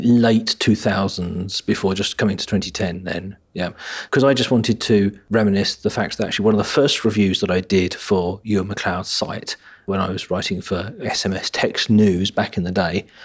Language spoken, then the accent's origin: English; United Kingdom; being a British person